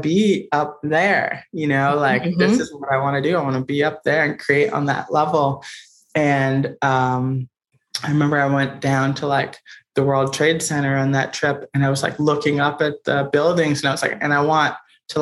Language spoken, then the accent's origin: English; Boston, Massachusetts, United States; moved away as an adult; now in New York City, United States; I grew up in Roxbury, which is a kind of the historically Black part of Boston